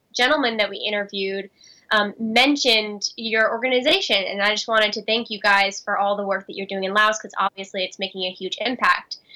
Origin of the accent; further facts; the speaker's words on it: United States; especially as an American, when my country's responsible for